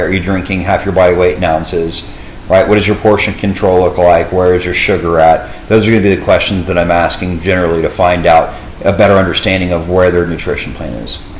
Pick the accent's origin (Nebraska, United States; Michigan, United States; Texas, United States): Texas, United States; Dallas; born and raised in the Dallas area